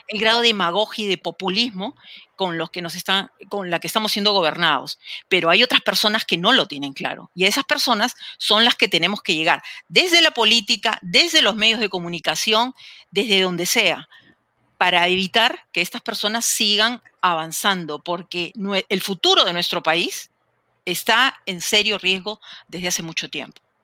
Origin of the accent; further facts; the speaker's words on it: Peru; yo soy una enamorada del Perú, como muchos de ustedes, estoy muy segura, enamorada de mi país